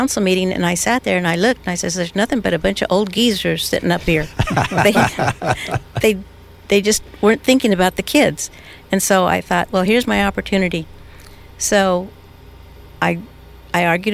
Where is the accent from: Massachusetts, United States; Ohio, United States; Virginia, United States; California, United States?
California, United States; Fillmore; moved away; I was born in Fillmore.